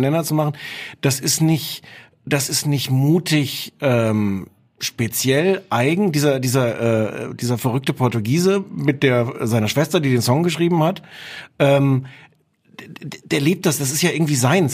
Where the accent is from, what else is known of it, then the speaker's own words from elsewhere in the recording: Osnabrück, Lower Saxony, Germany; ich komme aus Osnabrück, da hört man dann den NDR